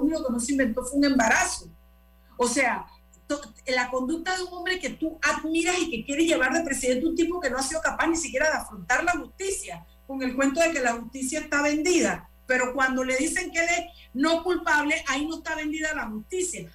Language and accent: Spanish; Panama; como panameños